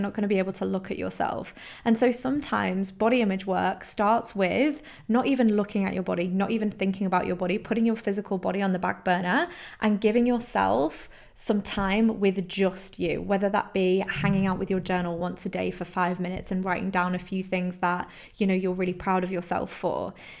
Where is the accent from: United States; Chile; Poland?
Poland; So I grew up in Poland, I moved around all the time, I was constantly the new girl in every single school